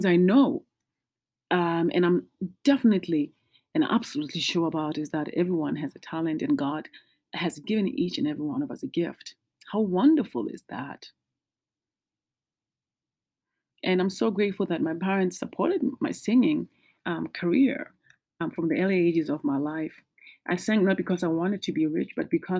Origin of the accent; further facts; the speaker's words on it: South Africa; moved away as an adult; now in United States; I am from originally from South Africa, but I've lived in the States for 20 years.